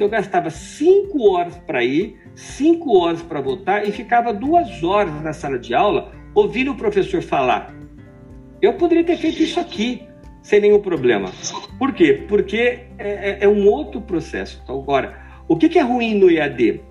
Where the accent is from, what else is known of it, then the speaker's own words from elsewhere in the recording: interior of São Paulo, Brazil; moved away; Dois paulistas do interior